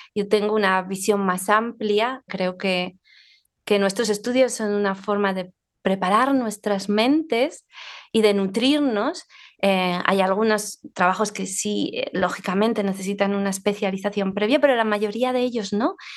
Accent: Zaragoza, Aragon, Spain; estoy hablando desde mi ciudad natal, donde vivo, Zaragoza

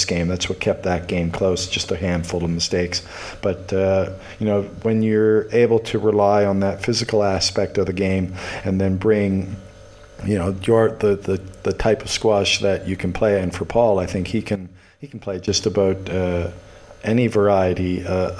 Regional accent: Halifax, Nova Scotia, Canada; also born or lived in Moncton, New Brunswick; now in Toronto, Canada; Dalhousie as well, my hometown

